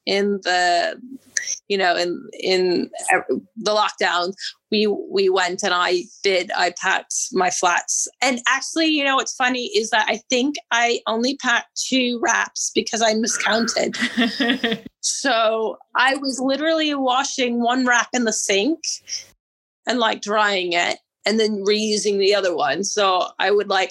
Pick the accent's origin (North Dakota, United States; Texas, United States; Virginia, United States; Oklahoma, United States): Virginia, United States; moved away as an adult; also born or lived in Georgia, United States / California, United States; now in London, United Kingdom; I grew up in Virginia and then I went to school in Georgia